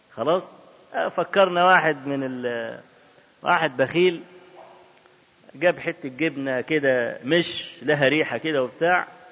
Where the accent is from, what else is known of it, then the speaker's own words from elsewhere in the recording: Cairo, Cairo Governorate, Egypt; احنا عندنا في القاهرة ميدان اسمه ميدان باب الشعرية